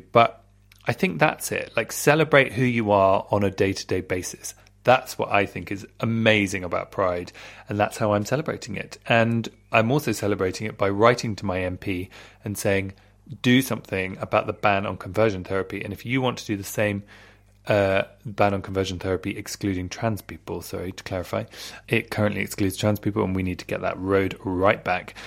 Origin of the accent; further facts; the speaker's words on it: London, United Kingdom; I grew up in Southfields, which is next to Wimbledon in London, in Britain